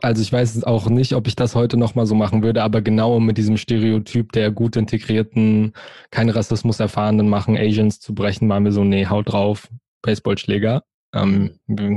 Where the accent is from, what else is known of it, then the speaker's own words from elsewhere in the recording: Frankfurt, Hesse, Germany; ich bin in Frankfurt, in und um Frankfurt aufgewachsen, geboren, groß geworden